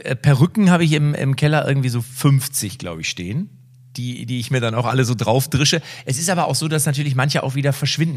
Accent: Liebstadt, Saxony, Germany; Ich komme aus Liebstadt.

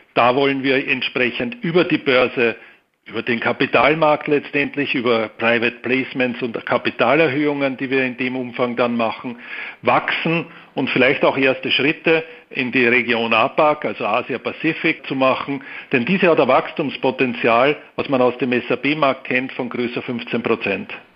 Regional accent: Austria; also born or lived in Vienna; Ich bin Österreicher mit Wohnsitz in Wien

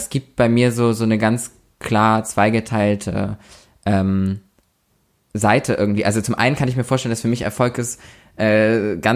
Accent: Lübeck, Schleswig-Holstein, Germany; ich vergleiche immer, wie viele Einwohner meine Heimatstadt hat und dann

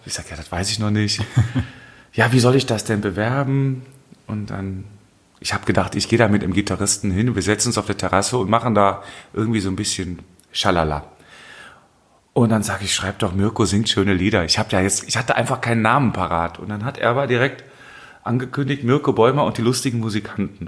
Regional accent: Hennef, North Rhine-Westphalia, Germany; ich bin ähm, aufgewachsen in der Steinstraße bis 76

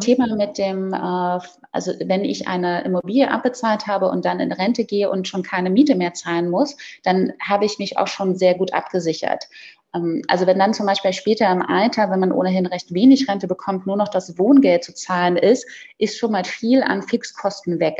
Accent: Berlin, Germany; moved away; ich komme ja gebürtig aus Berlin

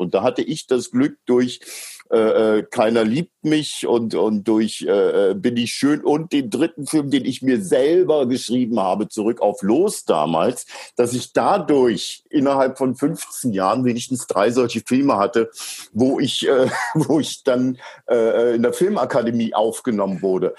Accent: East Germany, Germany; wir DDR-Bürger

